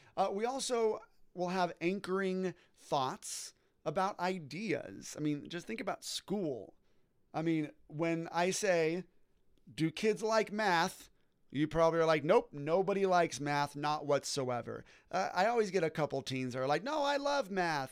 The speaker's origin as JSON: {"language": "English", "area": "Orange County", "region": "California", "country": "United States", "tie": "born or raised there", "said": "I was born and raised in Orange County, California"}